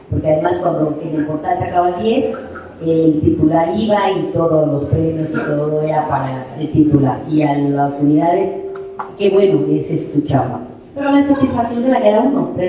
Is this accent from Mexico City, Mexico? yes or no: yes; Mexico City, Mexico; yo soy Ciudad de México